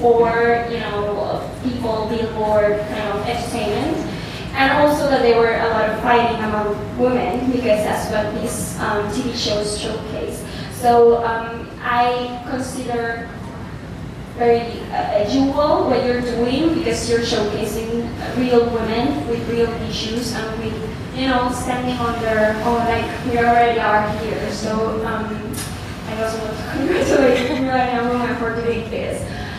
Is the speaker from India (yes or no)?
no; Puerto Rico; So I'm from Puerto Rico.